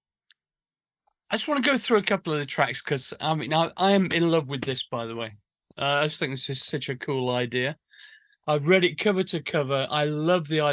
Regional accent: Sheffield, Yorkshire and the Humber, United Kingdom; we grew up in Sheffield, a big industrial town

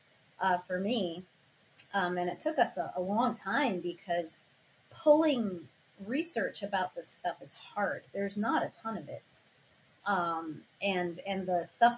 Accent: New York, United States; now in Los Angeles, United States; I'm from New York originally. I live in Los Angeles now.

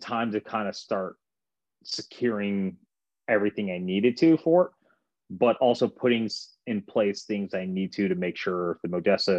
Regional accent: Japan; now in United States; I was raised in Japan.

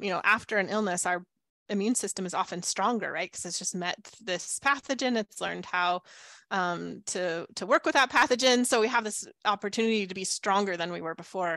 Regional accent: the Southwest desert, United States; moved away; I grew up in the Southwest desert.

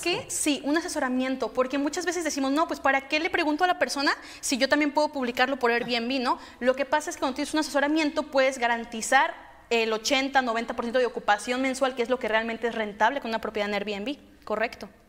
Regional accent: Guadalajara, Jalisco, Mexico; yo soy de Guadalajara

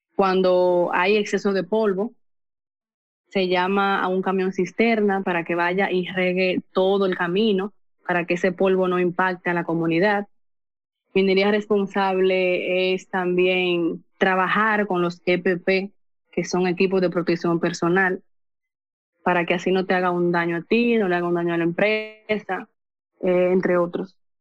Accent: Cotuí, Sánchez Ramírez, Dominican Republic; Soy de República Dominicana, provincia de Sánchez Ramírez, municipio de Cotuí.

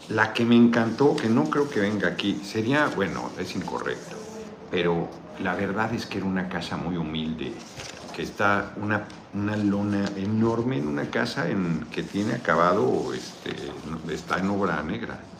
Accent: Pochutla, Oaxaca, Mexico; Gracias por visitar mi tierra Pochutla y voy a ir a Austin en septiembre.

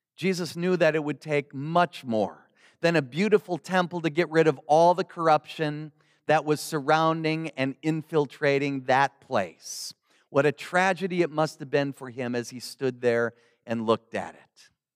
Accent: Milwaukee, Wisconsin, United States; moved away; the Lutheran mother church in my hometown in Milwaukee, Wisconsin

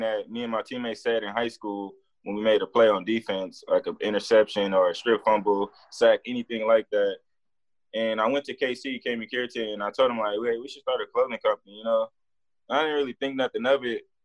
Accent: Los Angeles, California, United States; moved away as an adult; I come from South Central, a real crazy place

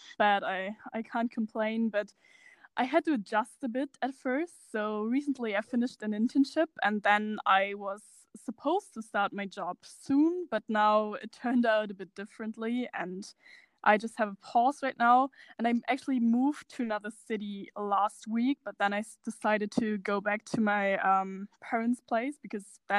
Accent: Germany; I'm from Germany

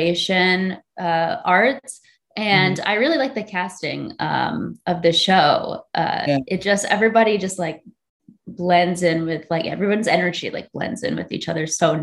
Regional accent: suburb of Chicago, Illinois, United States; moved away; also born or lived in Virginia; I was born in Chicago and I grew up in like this little suburb of Chicago

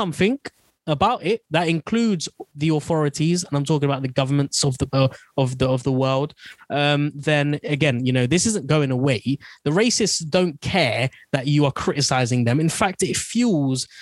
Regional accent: England, United Kingdom; first language Bengali; somewhere I've grown up, somewhere I don't know anything else other than England

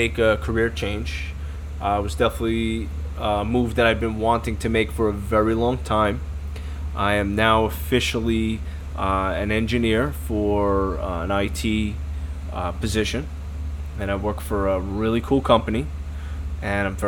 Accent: New York City, New York, United States; we grew up together in Brooklyn

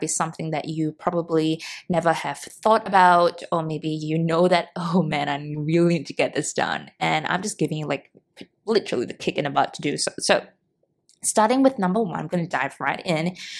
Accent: Singapore; moved away; in Singapore, back in my hometown

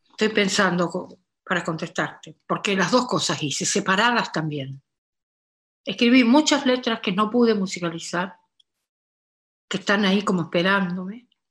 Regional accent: Corrientes, Argentina; now in Buenos Aires, Argentina; nosotros, los correntinos, los chasqueños, la gente del litoral, pero sobre todo los correntinos

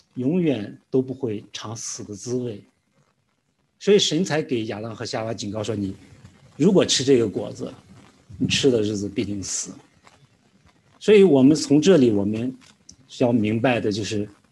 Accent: Weifang, Shandong, China; moved away as an adult; also born or lived in Qingdao; 我是来自山东青岛的，啊，然后我的父母呢，就是我从小长大的地方是在潍坊

